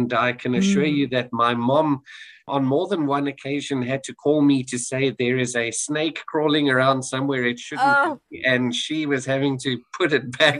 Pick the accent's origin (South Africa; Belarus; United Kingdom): South Africa; moved away; I'm South African, born and raised